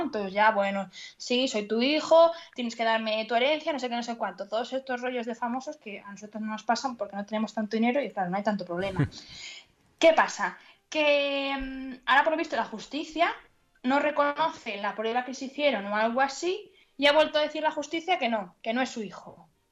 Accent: Asturias, Spain; moved away as an adult; now in León, Spain; soy buena asturiana

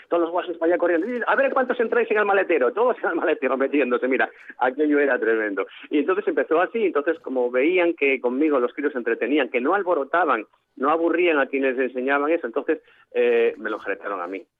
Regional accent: Oviedo, Asturias, Spain; yo soy de Oviedo

